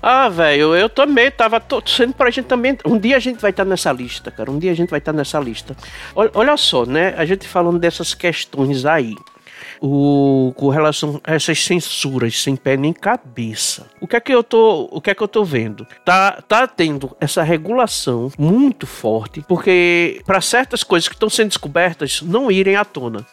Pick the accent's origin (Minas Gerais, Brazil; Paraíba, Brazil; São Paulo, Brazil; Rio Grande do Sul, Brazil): Paraíba, Brazil; A minha terrinha foi a que deu um menor crescimento aqui no Nordeste